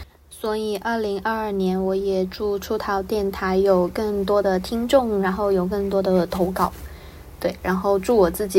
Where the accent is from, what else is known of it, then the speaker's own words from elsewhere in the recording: Guangdong, China; 因为我是潮汕人，所以我就跟大家说一句汕头的新年快乐